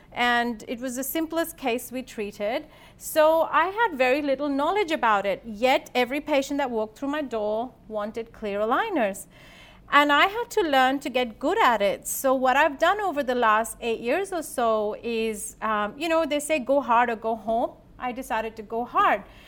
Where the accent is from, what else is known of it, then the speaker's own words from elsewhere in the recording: India; also born or lived in Sydney, Australia / Adelaide, Australia; now in Australia; I'm born and brought up in India